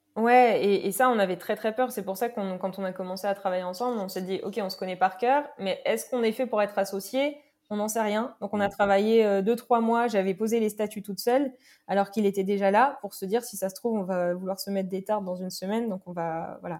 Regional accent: Normandy, France; now in Paris, France; Je suis originaire de Normandie

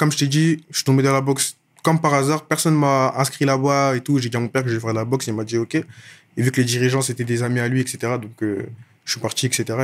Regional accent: Clichy, Île-de-France, France; also born or lived in Issy-les-Moulineaux; Moi, je, depuis petit, j'habite à Clichy dans le 92. J'ai grandi là-bas, etc. Je suis arrivé là-bas euh, à mes un an et depuis, je suis là-bas. Avant ça, j'habitais à issy Limonino, encore dans le 92.

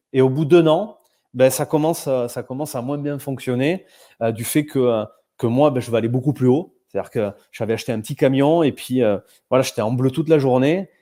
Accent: south-west France, France; accent: petit accent du Sud-Ouest; j'ai un petit accent du Sud-Ouest

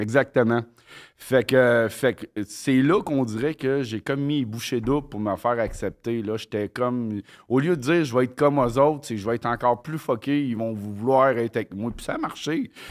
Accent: Quebec, Canada; also born or lived in Mont-Joli, Quebec / Longueuil, Quebec; on est parti du Mouchiné à Montjoly, dans le Bas-Saint-Laurent

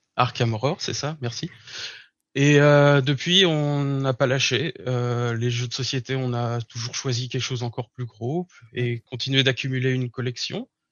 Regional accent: Burgundy, Bourgogne-Franche-Comté, France; moved away as an adult; now in Berlin, Germany; je viens de la France. Je suis originaire d'un petit village en Bourgogne.

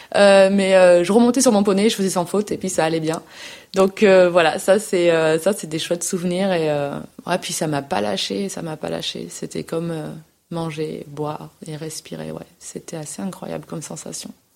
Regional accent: Nîmes, Occitania, France; moved away as an adult; je suis née à Nîmes. Euh, euh, dans le sud. Donc euh, j'ai vécu 18-19 ans à Nîmes, où j'ai fait toutes mes études.

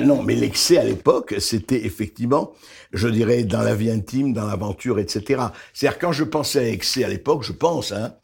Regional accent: Beirut, Beirut Governorate, Lebanon; now in France; je suis né au Liban, je suis né à Beyrouth

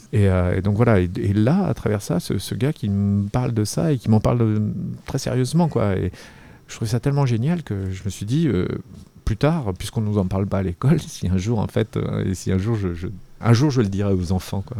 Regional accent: Arcueil, Île-de-France, France; also born or lived in Paris; je suis né ici et, j'ai grandi, ouais, ils entre ici et, la banlieue, j'ai grandi à Arcueil, euh, et puis je suis revenu ensuite à Paris

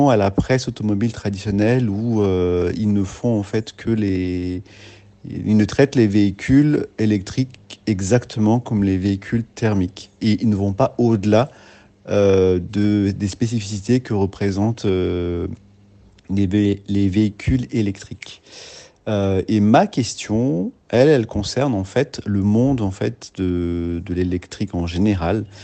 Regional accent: France; ici chez nous en France.

